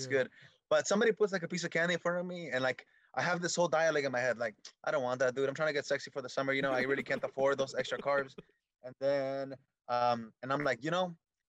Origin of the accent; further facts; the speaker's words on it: Redwood City, California, United States; also born or lived in Michoacán, Mexico; I grew up in Redwood City. They used to call it Little Apatzingan, which is a place in Michoacan, or Little Michoacan, or Little Mexico. That was the area that I grew up in.